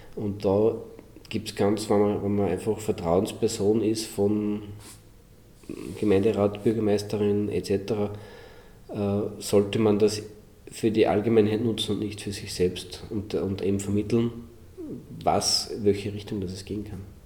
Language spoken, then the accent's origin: German; Linz, Upper Austria, Austria; als Österreicher, als gelernter Linzer